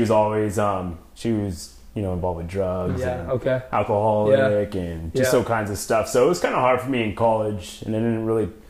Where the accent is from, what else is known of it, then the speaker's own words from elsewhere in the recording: San Clemente, California, United States; Yeah, so I actually grew up in San Clemente, middle school, elementary school, preschool